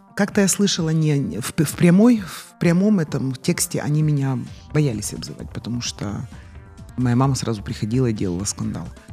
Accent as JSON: {"language": "Russian", "town": "Chornomorsk", "region": "Odesa Oblast", "country": "Ukraine", "tie": "born or raised there", "said": "я родилась не в Одессе, а в городе Ильичевске, это Черноморск сегодня."}